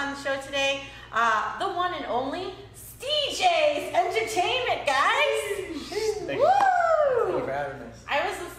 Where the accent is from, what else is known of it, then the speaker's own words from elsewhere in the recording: East Coast, United States; moved away; I'm from the East Coast